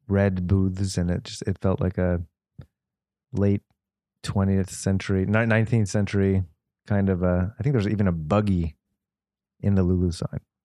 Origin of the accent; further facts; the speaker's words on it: Los Angeles, California, United States; as a kid, I grew up in the Valley